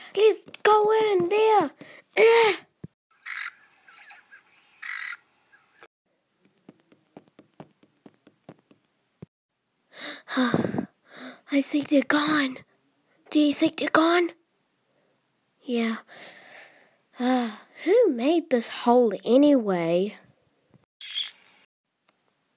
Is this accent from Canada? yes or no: no; New Zealand; I'm from New Zealand